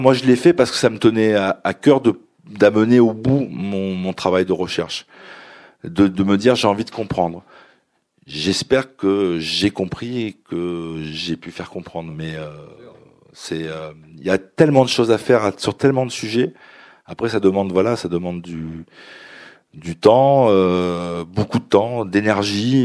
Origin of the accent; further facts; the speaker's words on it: France; je suis, je suis français, j'ai un des papiers français